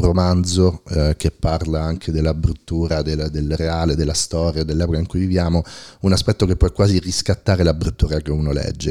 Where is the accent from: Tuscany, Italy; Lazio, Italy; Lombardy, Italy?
Lazio, Italy; Rome; io che sono cresciuto a Roma